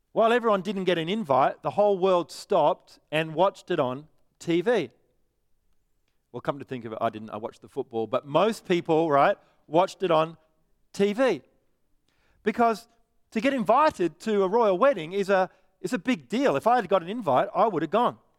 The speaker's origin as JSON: {"language": "English", "town": "Perth", "region": "Western Australia", "country": "Australia", "said": "I'm from Perth."}